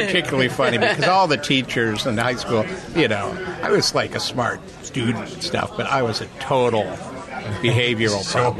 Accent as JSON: {"language": "English", "town": "Ottawa", "region": "Illinois", "country": "United States", "tie": "born or raised there", "moved": "yes", "lives_now": "Washington, D.C., United States", "said": "my hometown of Ottawa, Illinois"}